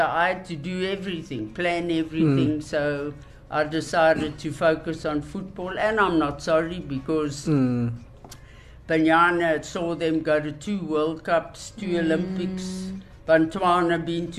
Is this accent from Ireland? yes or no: no; Driehoek, South Africa; Driehoek, my hometown.